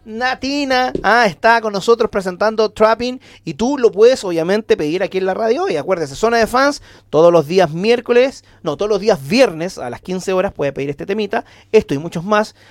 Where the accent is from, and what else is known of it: Antofagasta, Chile; born or raised there; moved away as an adult; now in Santiago, Chile